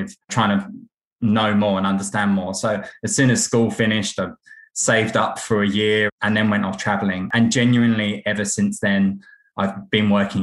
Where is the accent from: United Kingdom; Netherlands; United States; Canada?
United Kingdom; now in Melbourne, Australia; growing up near London